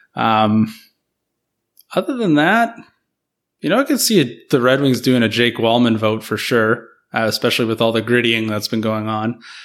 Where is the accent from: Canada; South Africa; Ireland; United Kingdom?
Canada; as a Canadian